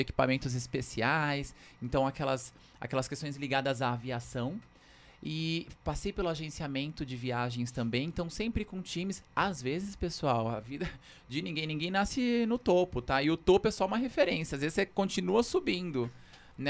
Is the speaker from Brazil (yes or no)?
yes; São Paulo, Brazil; Eu nasci na Vila Maria, aqui na Zona Norte, mas desde pequeno cresci no Capão Redondo